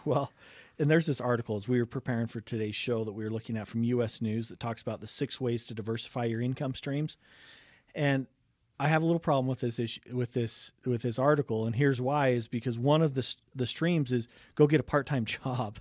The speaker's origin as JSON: {"language": "English", "town": "Cottonwood Heights", "region": "Utah", "country": "United States", "tie": "born or raised there", "said": "growing up in Cottonwood Heights today. Wonderful area to grow up"}